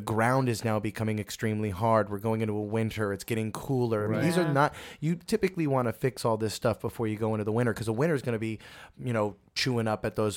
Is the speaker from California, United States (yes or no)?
no; New York, United States; accent: Bronx New York; I'm from New York, so I you know I was living in the Bronx. I mean, I had a Bronx New York kind of accent